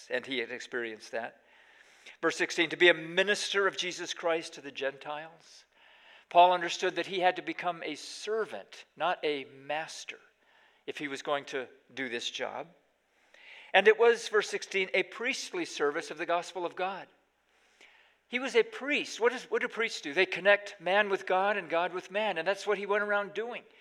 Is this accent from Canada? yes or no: no; Pakistan; now in United States; Well, when we were growing up in Pakistan, one of the great hardships of being a missionary kid in those days was there was no McDonald's in the entire country. So every five years, we'd come back to the States for a year of furlough